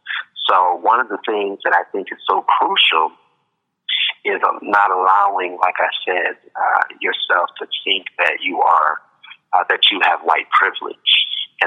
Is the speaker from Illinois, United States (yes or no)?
yes; Chicago, Illinois, United States; now in Las Vegas, United States; growing up in Chicago.